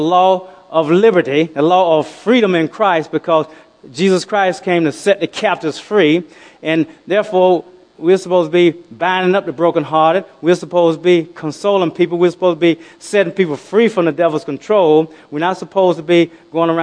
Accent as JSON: {"language": "English", "country": "United States", "said": "I'm not from Africa. I'm from the United States."}